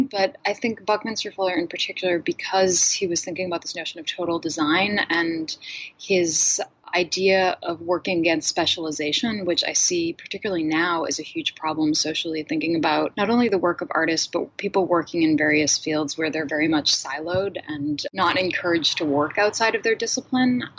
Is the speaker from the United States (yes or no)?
yes; Boston, Massachusetts, United States; moved away as an adult; also born or lived in Los Angeles; I grew up outside of Boston